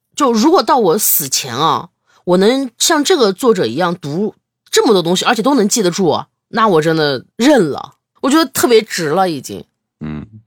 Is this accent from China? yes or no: yes; China; 没有我们中国人审美这么高